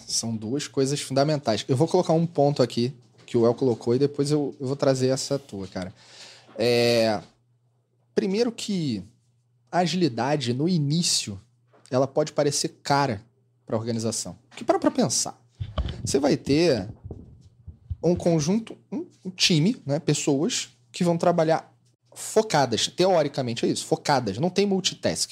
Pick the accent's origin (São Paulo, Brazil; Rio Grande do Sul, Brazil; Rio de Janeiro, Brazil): Rio de Janeiro, Brazil; Eu sou carioca